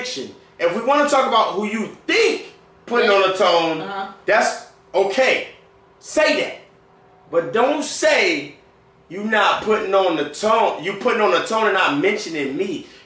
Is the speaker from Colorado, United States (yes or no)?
no; Killeen, Texas, United States; now in San Antonio, United States; I'm originally from Killeen. Killeen. But I've been holding down the Tone since 07.